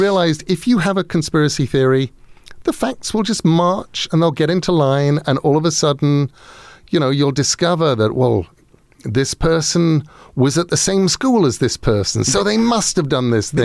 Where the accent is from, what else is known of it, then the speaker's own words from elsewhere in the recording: Sussex, South East England, United Kingdom; Sussex in England.